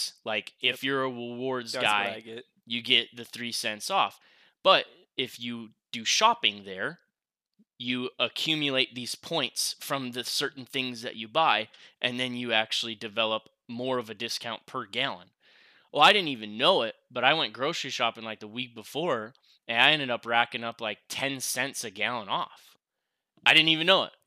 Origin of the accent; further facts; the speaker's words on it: Rhinelander, Wisconsin, United States; now in Las Vegas, United States; my hometown, Rhinelander, is a Walmart Supercenter